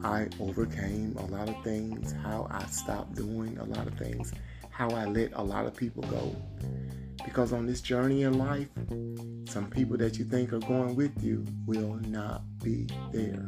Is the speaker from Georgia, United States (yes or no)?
yes; Georgia, United States; I live in the South. I'm actually from Georgia.